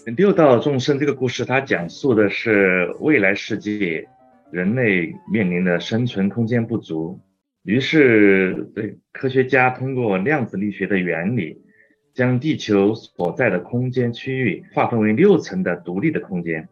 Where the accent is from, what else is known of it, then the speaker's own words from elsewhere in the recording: China; 我们中国人